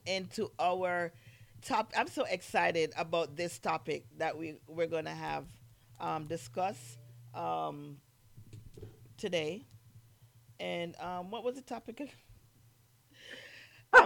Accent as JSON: {"language": "English", "country": "Jamaica", "also_born_or_lived": "New York", "moved": "yes", "said": "I'm Jamaican"}